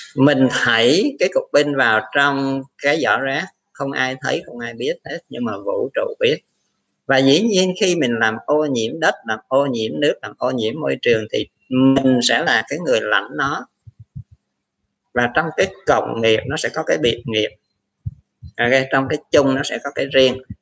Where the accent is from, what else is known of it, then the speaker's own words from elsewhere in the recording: Vietnam; người Việt Nam mình